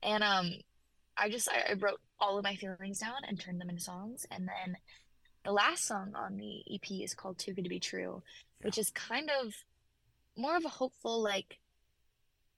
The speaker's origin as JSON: {"language": "English", "town": "Memphis", "region": "Tennessee", "country": "United States", "tie": "born or raised there", "said": "I grew up in Memphis, Tennessee, so country music is really where I came from"}